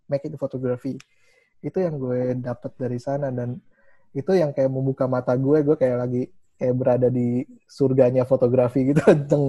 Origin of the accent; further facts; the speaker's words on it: Indonesia; gue cuma benar-benar gue dari Indonesia